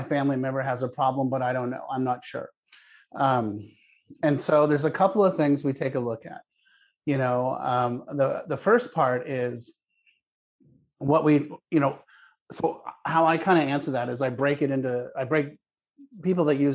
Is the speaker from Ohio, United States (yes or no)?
no; Palo Alto, California, United States; I grew up in Palo Alto, California, back when nobody knew where Palo Alto was